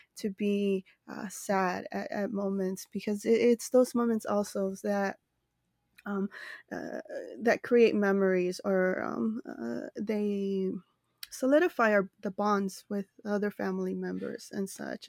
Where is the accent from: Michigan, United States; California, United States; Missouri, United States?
California, United States; Los Angeles; I reside in Los Angeles, California, which is also my hometown